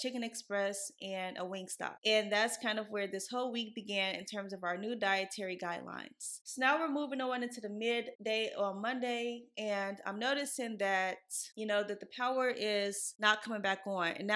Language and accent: English; Midwest, United States; now in Texas, United States; I grew up in the Midwest, so I'm used to like mountains of snow